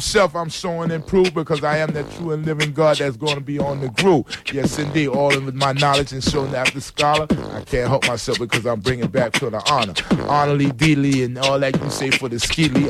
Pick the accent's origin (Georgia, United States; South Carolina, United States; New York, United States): New York, United States; New York City; also born or lived in Harlem; when I was a kid growing up in the Bronx